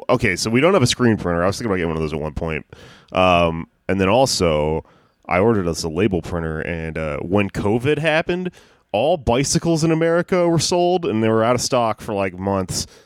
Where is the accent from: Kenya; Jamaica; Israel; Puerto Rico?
Jamaica; I'm Jamaican. I don't love weed, and I'm coming.